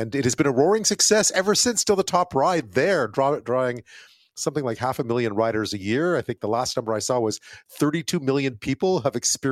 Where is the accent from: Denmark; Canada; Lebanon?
Canada; Montreal, Quebec; now in Vancouver, Canada; I grew up in Montreal